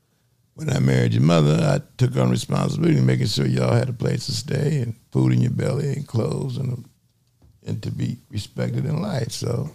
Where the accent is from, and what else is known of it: Pasadena, California, United States; born or raised there; also born or lived in Detroit